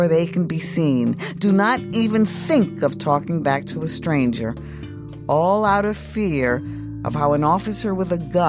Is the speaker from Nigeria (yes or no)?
no; New York City, New York, United States; born or raised there; moved away